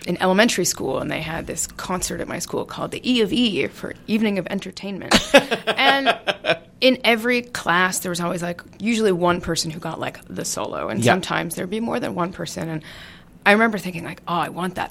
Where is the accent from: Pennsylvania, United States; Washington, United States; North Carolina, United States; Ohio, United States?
Washington, United States; Seattle; I'm from Seattle